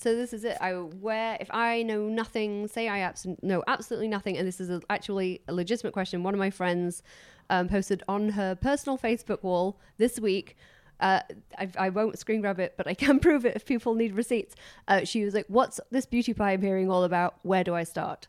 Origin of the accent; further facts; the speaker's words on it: United Kingdom; I'm British.